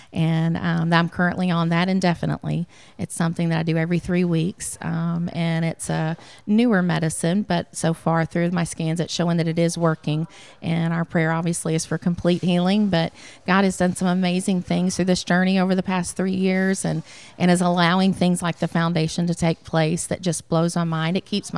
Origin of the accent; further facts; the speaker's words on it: Memphis, Tennessee, United States; born there; now in Athens, United States; I was not. No, I was born in Memphis, Tennessee. We've been in the North Alabama area for almost 18 years. But we moved to Athens 9 years ago in August.